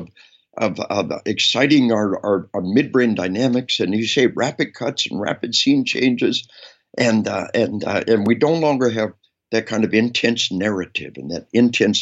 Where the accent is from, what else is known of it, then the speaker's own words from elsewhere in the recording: Arkansas, United States; We are from Arkansas